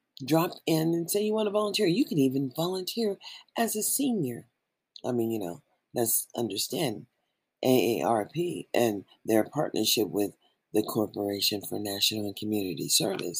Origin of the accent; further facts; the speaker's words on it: United States; that is where we live, in America